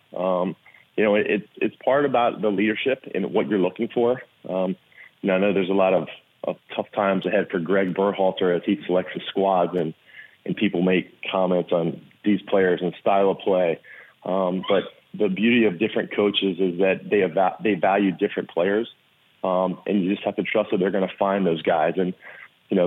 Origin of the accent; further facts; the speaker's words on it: Richmond, Virginia, United States; play in front of my hometown